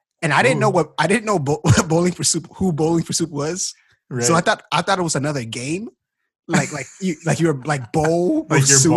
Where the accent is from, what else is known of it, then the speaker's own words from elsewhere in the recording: Ghana; I'm from Ghana too.